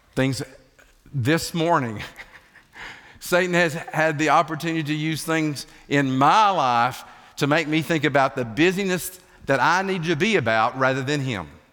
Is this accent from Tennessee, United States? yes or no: yes; Ocoee River, Appalachian Mountains, Tennessee, United States; moved away; God's country is the Appalachian Mountains, and I grew up right off the Okoye River